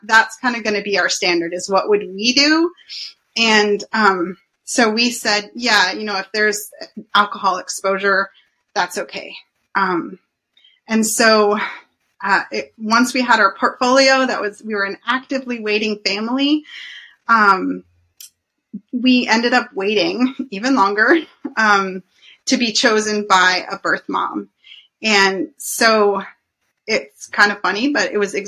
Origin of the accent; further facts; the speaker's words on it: Anchorage, Alaska, United States; I grew up in Anchorage